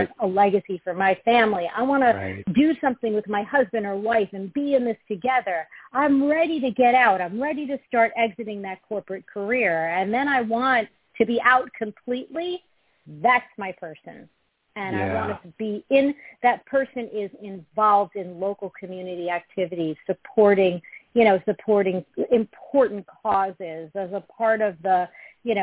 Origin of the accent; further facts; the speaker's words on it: New York, United States; accent: New York; now in Fairfield, United States; I'm a New Yorker